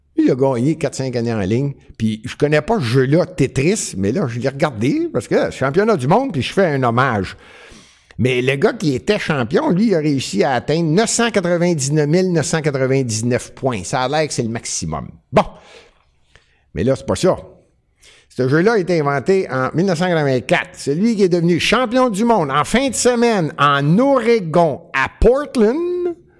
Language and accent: French; Montreal, Quebec, Canada; je suis montréalais